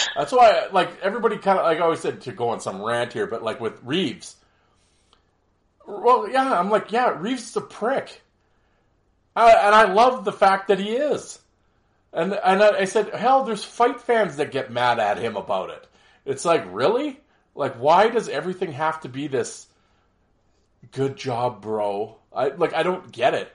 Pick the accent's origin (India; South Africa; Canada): Canada